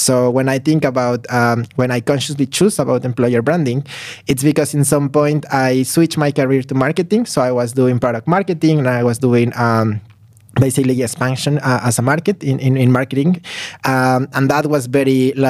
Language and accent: English; Mexico City, Mexico; English is a second language; now in Tallinn, Estonia; I'm coming from Mexico, so I was born and raised in Mexico City, so also like a very big contrast to to Tallinn.